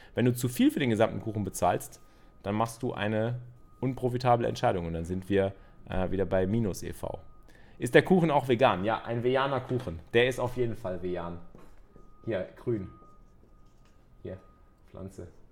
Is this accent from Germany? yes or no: yes; Cologne, North Rhine-Westphalia, Germany; als, Kölsche, als Kölsche Jungs